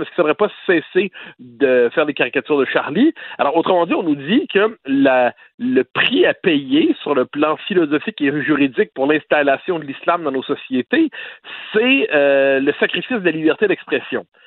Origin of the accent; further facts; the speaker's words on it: Quebec, Canada; chez nous au Québec